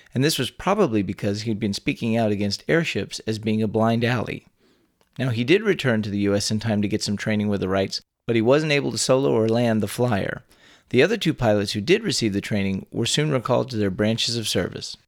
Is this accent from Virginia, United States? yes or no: no; Texas, United States; born or raised there